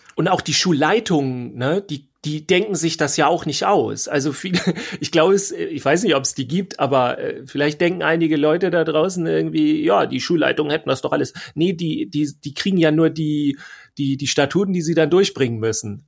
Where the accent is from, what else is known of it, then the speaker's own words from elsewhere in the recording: Schleswig-Holstein, Germany; bei uns in Schleswig-Holstein